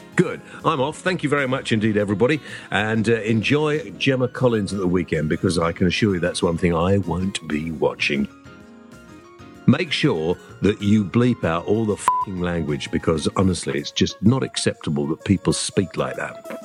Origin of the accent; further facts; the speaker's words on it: United Kingdom; first language English; I am British. I was born here. I can only speak English